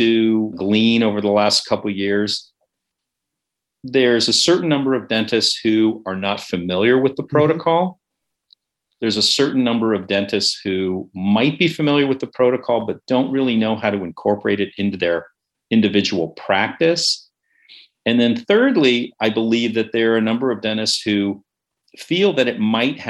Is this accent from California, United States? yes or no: yes; San Francisco, California, United States; moved away as an adult; also born or lived in Ithaca, New York / New York City; I grew up in the Bay Area. I'm a native San Franciscan, which is a bit of a rarity